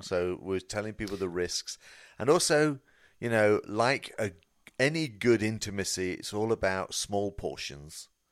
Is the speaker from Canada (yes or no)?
no; United Kingdom; I'm British